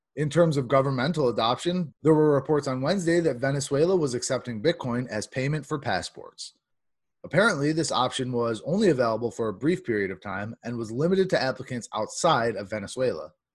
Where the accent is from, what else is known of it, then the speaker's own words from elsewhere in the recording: New York, United States; my home state, New York